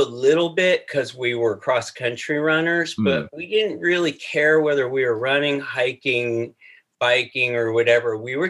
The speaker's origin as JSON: {"language": "English", "area": "Marin", "region": "California", "country": "United States", "tie": "born or raised there", "said": "I was raised in Marin, so it was pretty nice to be able to access the mountains. So definitely middle-class kid."}